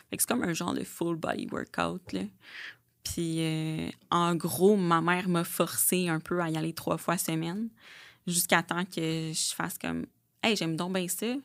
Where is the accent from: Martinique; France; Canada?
Canada; Blainville, Quebec; J'ai 29 ans. Je viens de Blainville, mhm. I guess. J'ai grandi là-bas.